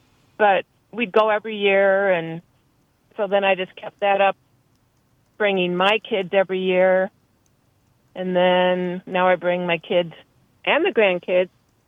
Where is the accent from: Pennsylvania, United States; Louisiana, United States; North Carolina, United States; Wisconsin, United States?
Wisconsin, United States; moved away; I grew up in Wisconsin